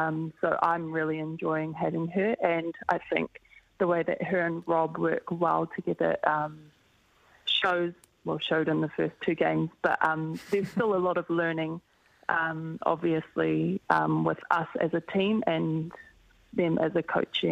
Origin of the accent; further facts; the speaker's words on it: Auckland, New Zealand; I think because we're both from Auckland and we represent the same region is always a great battle.